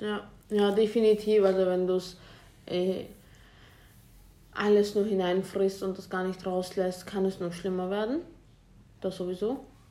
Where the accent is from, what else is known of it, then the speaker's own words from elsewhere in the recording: Vienna, Austria; wir kommen ja aus Wien, wir kommen aus Österreich